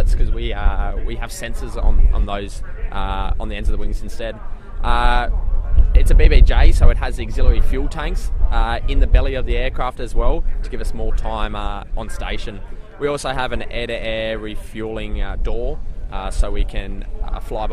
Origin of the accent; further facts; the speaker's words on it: Newcastle, New South Wales, Australia; also born or lived in Richmond, New South Wales; we're from Newcastle, just north of Sydney, about 2 hours north of Sydney